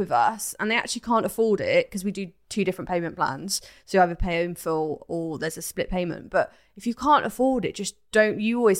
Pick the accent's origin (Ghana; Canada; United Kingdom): United Kingdom; Cheltenham, South West England; I'm from Cheltenham.